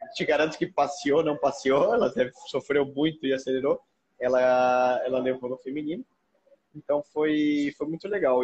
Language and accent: Portuguese; Brazil; fiquei muito, muito orgulhoso de falar sou brasileiro